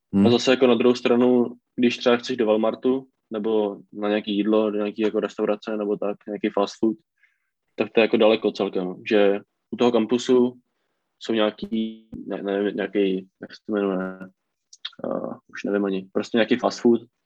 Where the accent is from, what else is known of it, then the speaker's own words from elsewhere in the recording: Czechia; moved away as an adult; now in United States; jsem z Česka